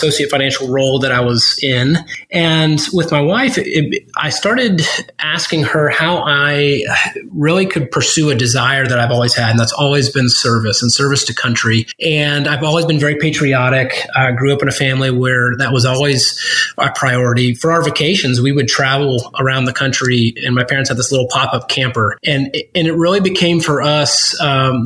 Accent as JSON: {"language": "English", "region": "Virginia", "country": "United States", "tie": "born or raised there", "also_born_or_lived": "South Carolina / Greenville, South Carolina", "moved": "yes", "said": "I was born in South Carolina and spent most of my adolescent years, teenage years in Virginia"}